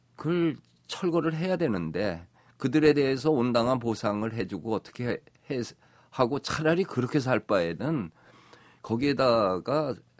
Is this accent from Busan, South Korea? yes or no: no; Seoul, South Korea; 내 고향 서울을